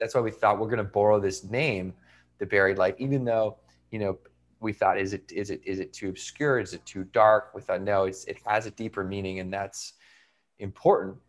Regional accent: Victoria, British Columbia, Canada; I went to university in my hometown

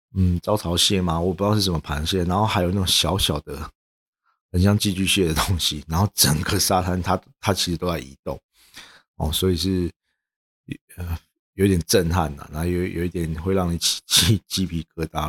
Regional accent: Taiwan; 也不是因为我们台湾人的呃惰性比较高

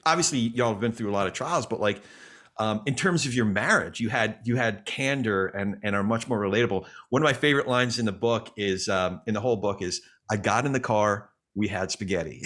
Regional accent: New York, United States; me being a New Yorker

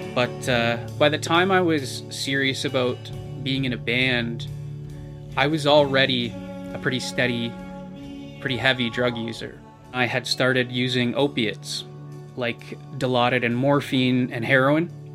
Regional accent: British Columbia, Canada; moved away as an adult; now in Hamilton, Canada; I'm originally from British Columbia, but I've lived in Hamilton for almost a decade.

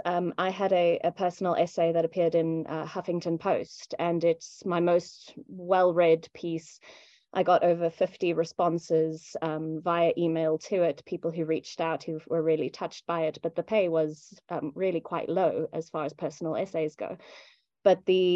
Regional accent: South Africa; as a South African, the difficulty I come up against most often is people in first world countries expecting that because you live in a third world country

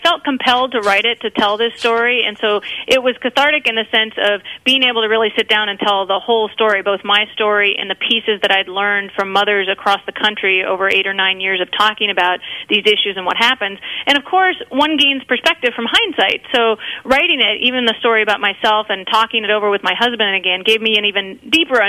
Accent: Mankato, Minnesota, United States; moved away; I was raised in Mankato, Minnesota, in southern Minnesota. Graduated from high school there

